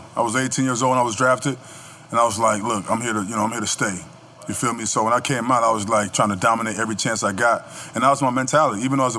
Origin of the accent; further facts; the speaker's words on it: Florida, United States; also born or lived in New York / North Carolina; I grew up in Florida. I was raised in New York. And I moved back to Florida for high school.